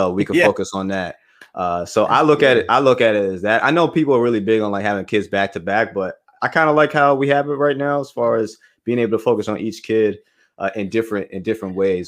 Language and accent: English; Bronx, New York, United States; born there; My wife and I, we're both from the Bronx. So we're born there.